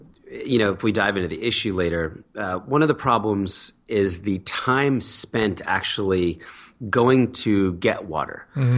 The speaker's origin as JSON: {"language": "English", "town": "Philadelphia", "region": "Pennsylvania", "country": "United States", "tie": "born there", "also_born_or_lived": "New Jersey", "said": "I was born in Philadelphia, middle class family. Dad was a businessman. Mom was a writer."}